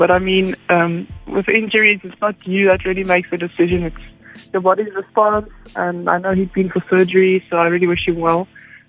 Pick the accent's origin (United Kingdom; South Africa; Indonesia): South Africa; Western Cape; I had a wetsuit first because I grew up in the Western Cape.